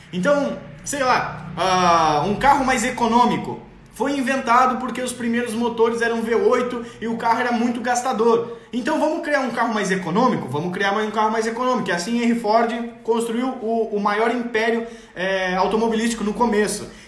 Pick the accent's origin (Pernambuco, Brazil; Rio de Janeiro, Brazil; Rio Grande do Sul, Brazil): Rio Grande do Sul, Brazil; eu nasci no Rio Grande do Sul, me criei no Rio Grande do Sul, eu tomo chimarrão até hoje.